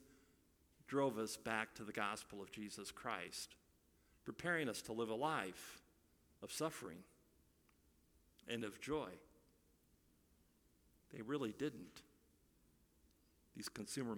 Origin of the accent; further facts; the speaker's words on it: Iowa, United States; moved away; I'm from Iowa